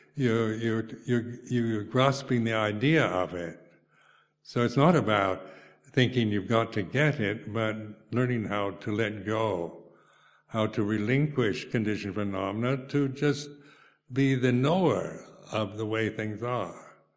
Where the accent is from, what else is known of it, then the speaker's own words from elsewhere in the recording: United States; moved away as an adult; now in United Kingdom; being an American, you know, I was brought up in the McCarthy area, era